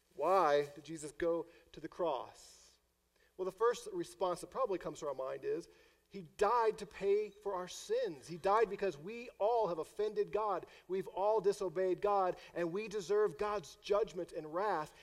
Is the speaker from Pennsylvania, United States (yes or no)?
no; St. Louis, Missouri, United States; moved away; because I'm from St. Louis